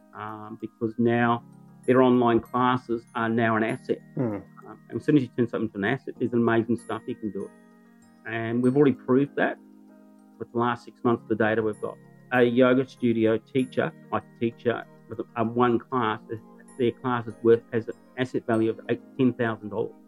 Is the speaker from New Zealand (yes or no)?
yes; New Zealand; moved away as an adult; now in Newcastle, Australia; I'm a Kiwi